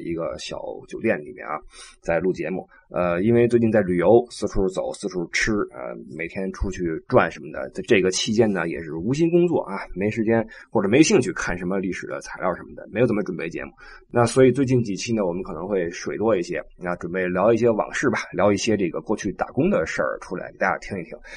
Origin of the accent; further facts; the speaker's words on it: China; moved away; also born or lived in Europe; 我们中国人